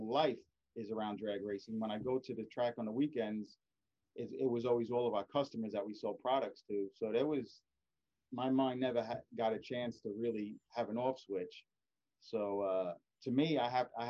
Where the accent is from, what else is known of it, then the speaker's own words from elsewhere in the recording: East Coast, United States; I'm from the East Coast